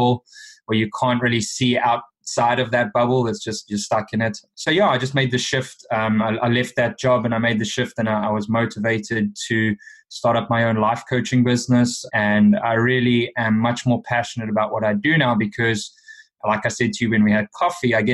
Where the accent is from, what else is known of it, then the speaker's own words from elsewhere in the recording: South Africa; moved away as an adult; Growing up in South Africa